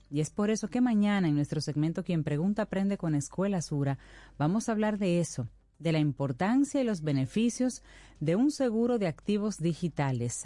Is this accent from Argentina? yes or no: no; Dominican Republic; nosotros como dominicanos